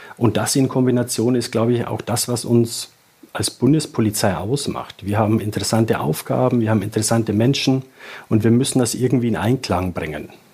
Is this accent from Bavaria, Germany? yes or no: yes; south of Regensburg, Bavaria, Germany; accent: Bavarian; ich bin äh, südlich von Regensburg aufgewachsen.